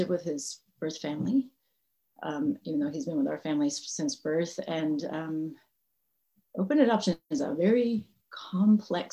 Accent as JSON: {"language": "English", "region": "Massachusetts", "country": "United States", "tie": "born or raised there", "also_born_or_lived": "Northern California", "moved": "as an adult", "said": "I grew up in Massachusetts, so I'm from New England, and that shapes me quite a bit"}